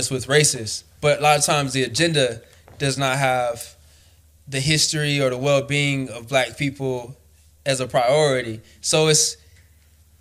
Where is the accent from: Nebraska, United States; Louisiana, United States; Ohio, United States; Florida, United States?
Florida, United States; I was born and raised in Florida.